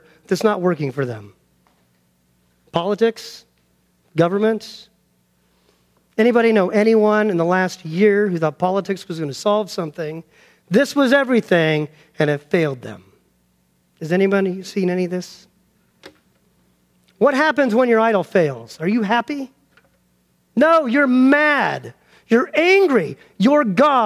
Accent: Denver, Colorado, United States; I grew up in Denver, Colorado

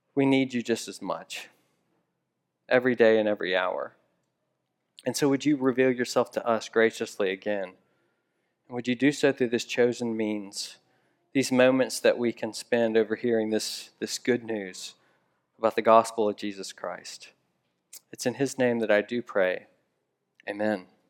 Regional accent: Memphis, Tennessee, United States; moved away; I'm from Memphis, Tennessee originally

